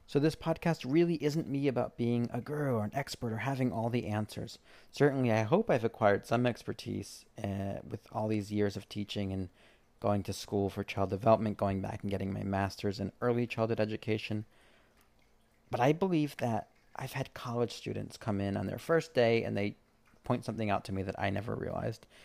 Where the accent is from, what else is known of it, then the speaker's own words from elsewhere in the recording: East Coast, United States; I grew up on the East Coast